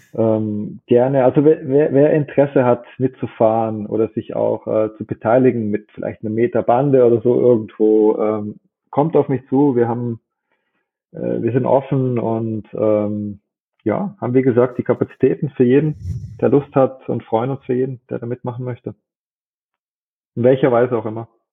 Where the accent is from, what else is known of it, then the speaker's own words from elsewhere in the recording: Germany; bei uns in Deutschland